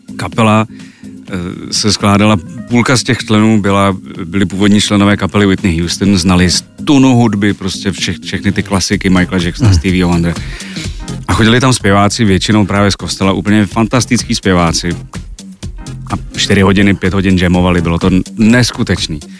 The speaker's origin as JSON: {"language": "Czech", "town": "Brno", "region": "South Moravian Region", "country": "Czechia", "tie": "born or raised there", "said": "já jsem vyrůstal v Brně"}